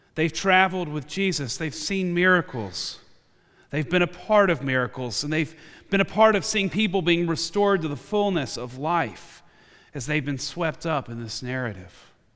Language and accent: English; United States; my identity as an American in this country I call home.